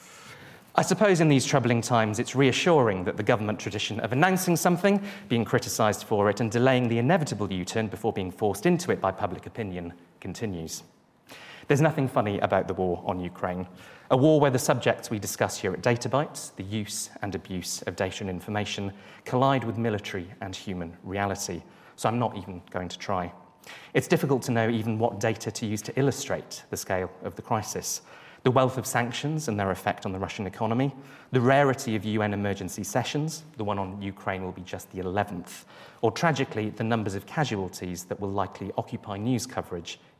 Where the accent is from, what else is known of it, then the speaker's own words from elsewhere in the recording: Welsh, Wales, United Kingdom; Being Welsh